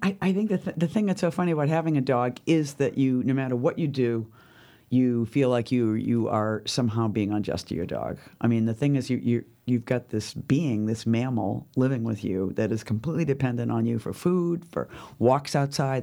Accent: Boston, Massachusetts, United States; accent: Boston; moved away; also born or lived in New York City / Southern California; people would h, pick up on my accent instantly and think that, you know, like, whatever feelings they had about Boston

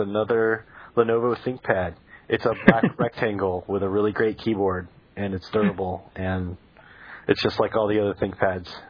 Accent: Florida, United States; moved away as an adult; also born or lived in Connecticut / Vermont; now in San Francisco, United States; I grew up in Florida

